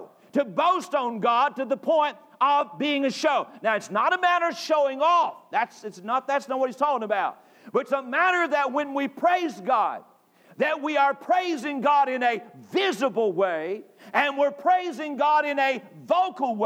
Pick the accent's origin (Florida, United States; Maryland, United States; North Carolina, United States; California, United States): North Carolina, United States; moved away; I grew up in North Carolina